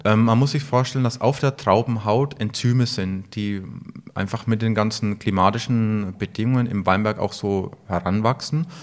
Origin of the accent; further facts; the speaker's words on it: Franconia, Bavaria, Germany; Bei uns in Franken